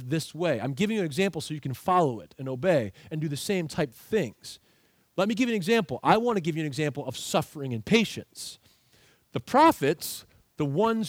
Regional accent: United States; I am an American.

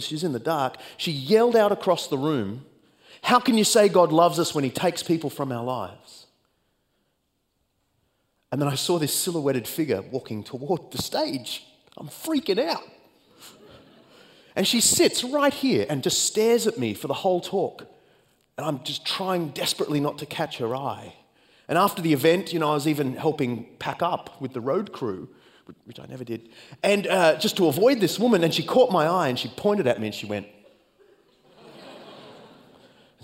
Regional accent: Australia; accent: Australian; speed up to Australian speed, because you're so acclimated to my accent

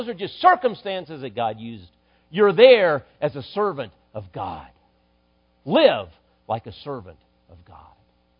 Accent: Dallas, Texas, United States; born there; And in many ways, I feel at home in Mesquite, Texas. And I was born in Dallas.

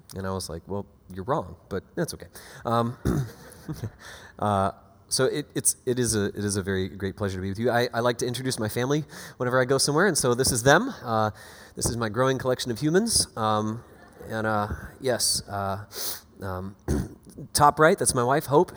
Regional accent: Panama City Beach, Florida, United States; now in Boston, United States; originally born and raised in Panama City Beach, Florida

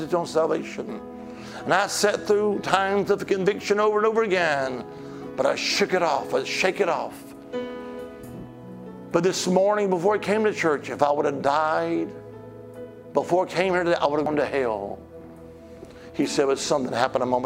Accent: Alabama, United States; now in Virginia, United States; I'm originally from Alabama, the Holy Land

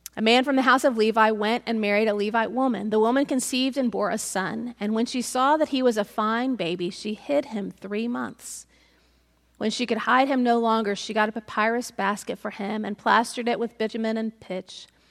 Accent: United States; as American Christians

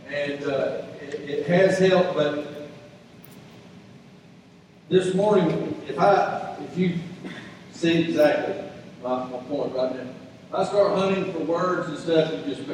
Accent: the South, United States; I was born and raised in the South

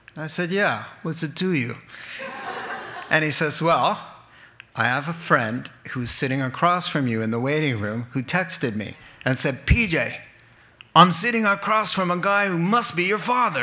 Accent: New England, United States; I'm from New England and we have troubles with the R's.

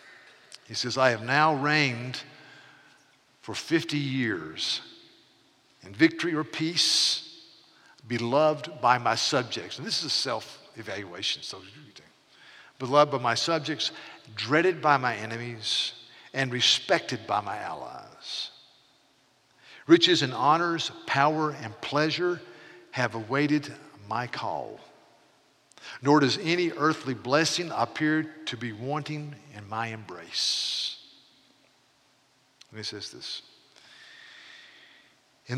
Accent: North Carolina, United States; I was raised in North Carolina

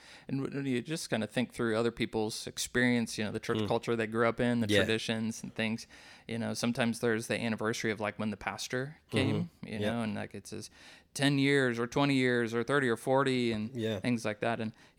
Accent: Wisconsin, United States; the little Methodist church that I grew up in Wisconsin

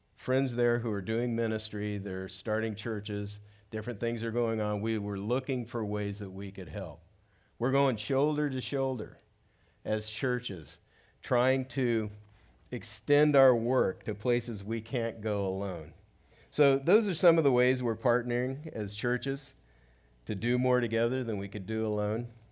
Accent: South Gate, California, United States; I grew up in Southgate, which is about eight, eight miles from downtown

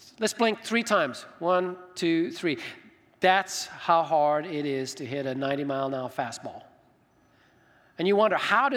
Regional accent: Zimbabwe; now in United States; I grew up in Zimbabwe, Africa.

